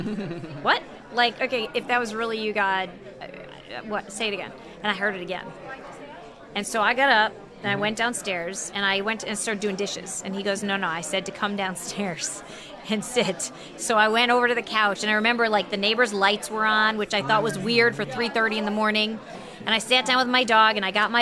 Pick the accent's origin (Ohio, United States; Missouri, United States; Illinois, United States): Illinois, United States; Chicago; also born or lived in Texas; We're from the Chicago area